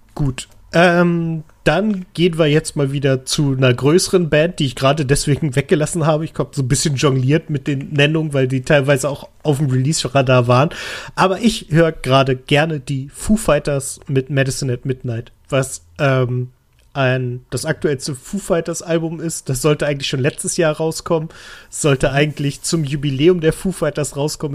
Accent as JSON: {"language": "German", "region": "Lower Saxony", "country": "Germany", "said": "das sage ich als Niedersachse"}